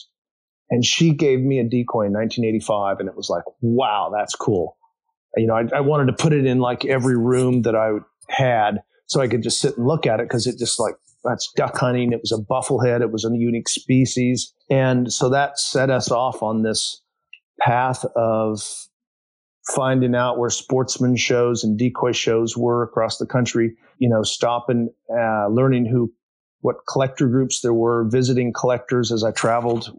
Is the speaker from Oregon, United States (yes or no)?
no; Topeka, Kansas, United States; moved away as an adult; also born or lived in Ohio / Michigan; I grew up in Topeka, Kansas